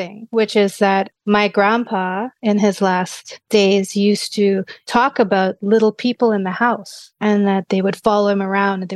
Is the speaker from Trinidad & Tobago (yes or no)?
yes; Trinidad & Tobago; I grew up in Trinidad.